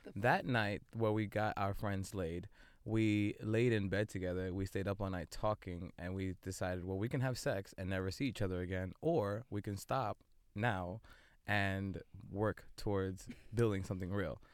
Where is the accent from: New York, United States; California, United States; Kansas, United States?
New York, United States; New York City; born and raised in Brooklyn, multidisciplinary artist.